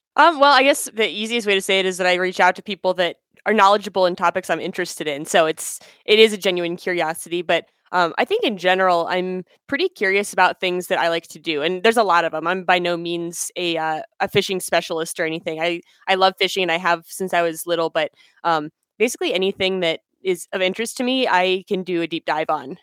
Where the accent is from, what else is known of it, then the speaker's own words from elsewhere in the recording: Pennsylvania, United States; moved away as an adult; now in Colorado, United States; I was in school back home where I was born in Pennsylvania